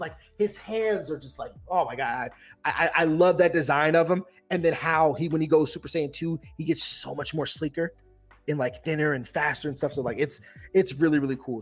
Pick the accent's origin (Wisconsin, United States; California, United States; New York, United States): New York, United States; Yonkers; I'm from Yonkers, New York, outside the Bronx